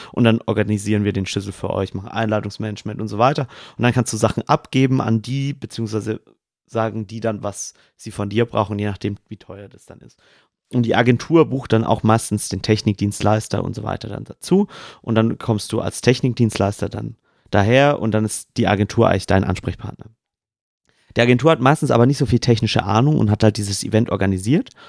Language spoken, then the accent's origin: German; Swabia, Baden-Württemberg, Germany; accent: Swabian; ich möchte als Schwabe mal ganz kurz diesen Satz nochmal echt sagen, ähm, wie man ihn im Dialekt sprechen würde